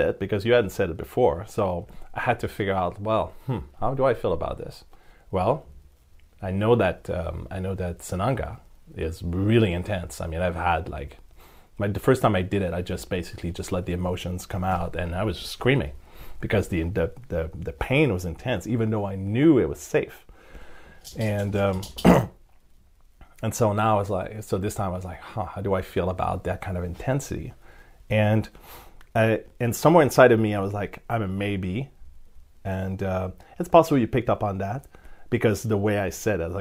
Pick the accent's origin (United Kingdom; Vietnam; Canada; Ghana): Canada; I'm Canadian